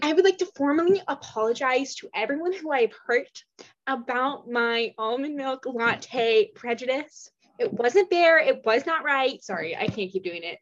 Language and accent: English; Washington, United States; I'm from Washington State and Pacific Northwest.